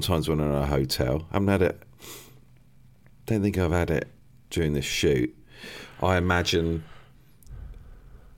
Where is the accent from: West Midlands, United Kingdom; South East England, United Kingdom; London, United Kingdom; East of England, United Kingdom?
South East England, United Kingdom; Crawley; accent: Crawley; my Crawley accent